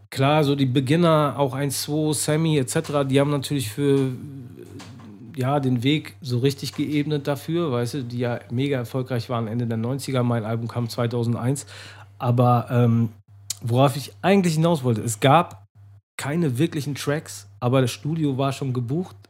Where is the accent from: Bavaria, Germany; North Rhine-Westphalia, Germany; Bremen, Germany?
North Rhine-Westphalia, Germany; Menden; now in Hamburg, Germany; Aus der Nähe von Dortmund, mhm. aus Menden